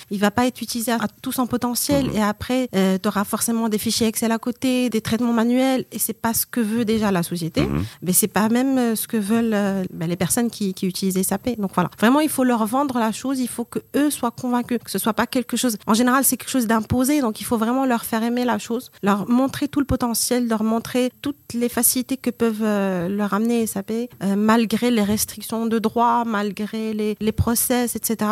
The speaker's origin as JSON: {"language": "French", "country": "Morocco", "also_born_or_lived": "France", "said": "Je viens du Maroc"}